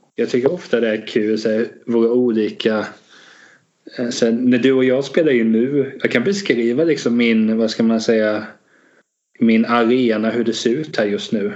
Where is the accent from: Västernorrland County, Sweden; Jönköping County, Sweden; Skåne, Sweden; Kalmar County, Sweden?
Kalmar County, Sweden; Hultsfred; also born or lived in Vetlanda; jag är uppväxt både i Hultsfred och Vetland